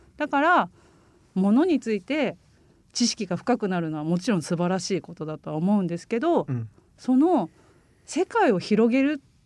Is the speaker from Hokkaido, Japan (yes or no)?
yes; Hokkaido, Japan; now in Saga, Japan; 私も北海道出身なんですけど、うん、北海道の田舎で育ってて